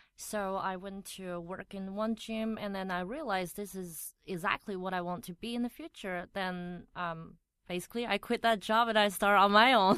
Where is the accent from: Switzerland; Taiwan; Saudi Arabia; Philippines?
Taiwan; accent: Taiwanese; English is a second language; moved away as an adult; now in Taipei, Taiwan; I grew up in a small town and I came to Taipei to study college